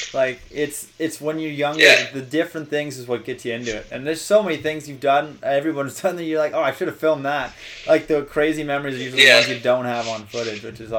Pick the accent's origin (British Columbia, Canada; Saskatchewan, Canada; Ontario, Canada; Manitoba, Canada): Ontario, Canada; because I grew up near Ottawa, but, like, 45 minutes away. So there was, like, Calabogie and Pakenham